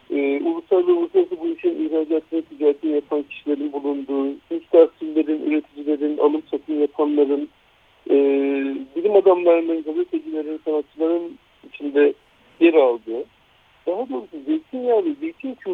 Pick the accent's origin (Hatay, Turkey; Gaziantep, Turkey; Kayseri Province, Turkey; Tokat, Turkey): Gaziantep, Turkey